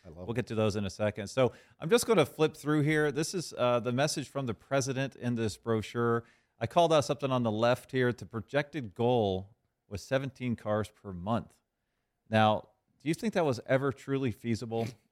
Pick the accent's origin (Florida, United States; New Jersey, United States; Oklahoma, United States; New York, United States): Florida, United States; Jacksonville; my hometown of Jacksonville, Florida